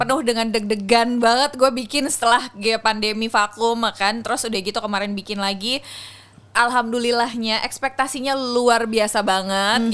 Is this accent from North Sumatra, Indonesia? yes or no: no; Jakarta, Indonesia; gue memang orang Jakarta